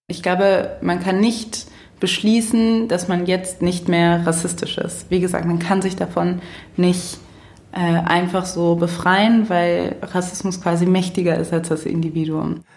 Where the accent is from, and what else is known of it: Cologne, North Rhine-Westphalia, Germany